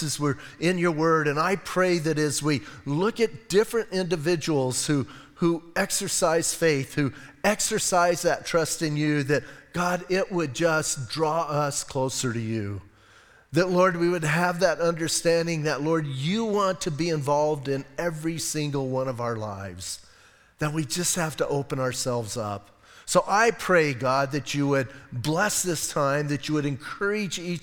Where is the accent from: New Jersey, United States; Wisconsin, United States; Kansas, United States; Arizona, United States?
Arizona, United States; Bisbee; I'm from Bisbee.